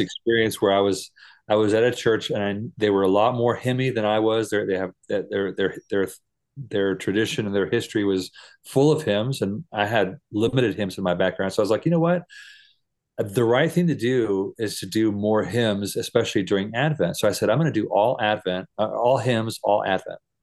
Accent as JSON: {"language": "English", "country": "United States", "also_born_or_lived": "Costa Rica", "moved": "yes", "said": "as an American church person"}